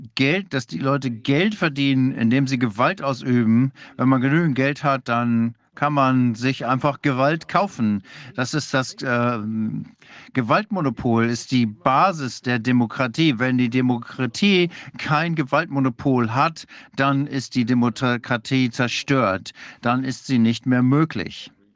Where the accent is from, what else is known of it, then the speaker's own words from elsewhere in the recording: Denmark; German is a second language; Ich bin Däne